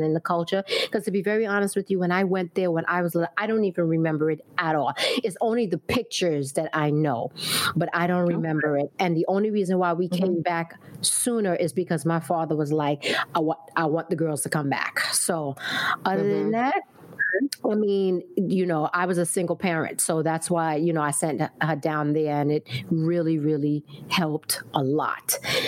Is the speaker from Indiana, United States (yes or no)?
no; Brooklyn, New York, United States; For me, I was born in Brooklyn, raised in Brooklyn.